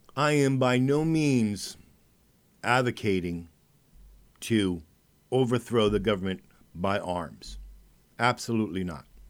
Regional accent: United States; As an American

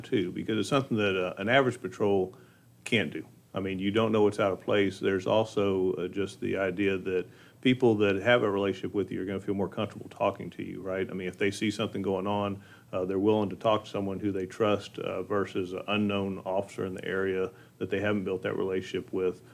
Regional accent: Montgomery County, Texas, United States; growing up in Montgomery County

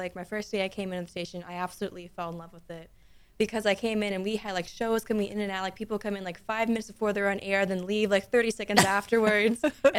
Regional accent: Houston, Texas, United States; also born or lived in Sugar Land, Texas; I was born in Texas. I was born in around downtown Houston

